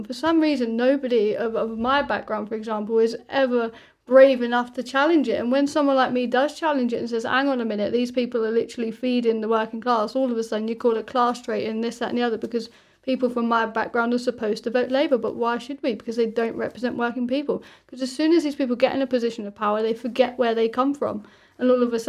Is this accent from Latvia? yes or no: no; United Kingdom; now in Australia; Like, for me as a British person, The Voice is completely and utterly bizarre